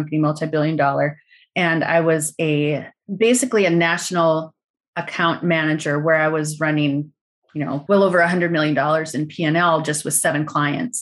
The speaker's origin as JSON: {"language": "English", "region": "North Dakota", "country": "United States", "said": "I'm from North Dakota"}